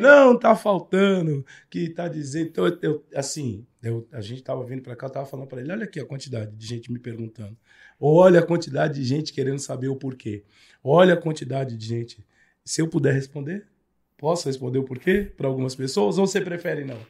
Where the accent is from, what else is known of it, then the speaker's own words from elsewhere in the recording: Peruche, São Paulo, Brazil; Eu sou nascido e criado na Unidos da Peruche.